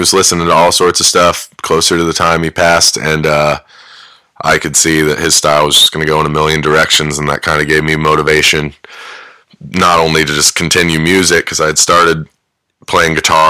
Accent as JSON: {"language": "English", "town": "Athens", "region": "Ohio", "country": "United States", "tie": "born there", "said": "I was born in Athens."}